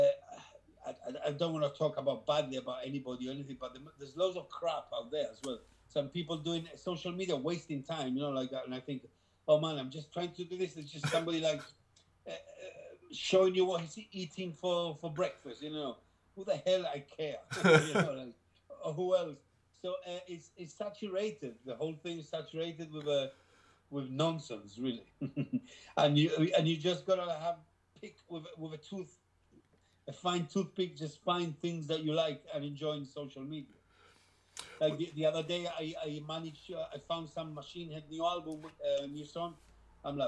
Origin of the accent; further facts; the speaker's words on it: Gibraltar; We were from the same place. We are from Gibraltar, both